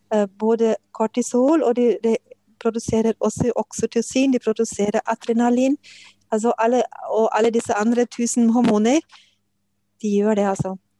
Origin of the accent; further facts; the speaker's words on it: Germany; Norwegian is a second language; moved away as an adult; now in Norway; jeg kommer fra Tyskland og kom til Norge for 35 eh, år siden